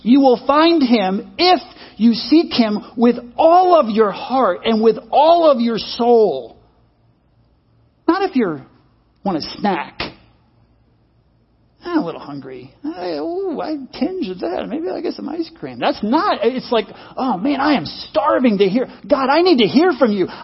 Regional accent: United States; I'm an American

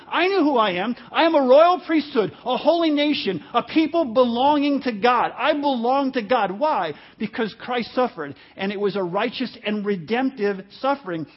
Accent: New York, United States; most of my childhood, I grew up in the New City Garden Apartments in New York

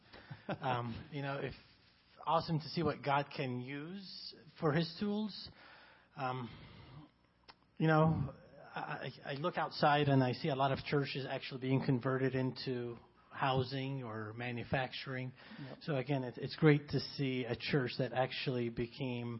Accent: Egypt; English is a second language; now in United States; I grew up in Egypt

